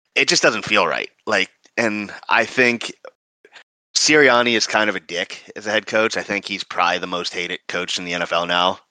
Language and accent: English; McKees Rocks, Pennsylvania, United States; my hometown of uh, in McKees Rocks, Pennsylvania, outside of Pittsburgh